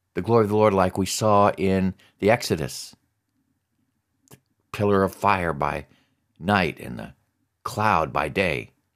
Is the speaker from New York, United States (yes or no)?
no; Alaska, United States; I grew up in Alaska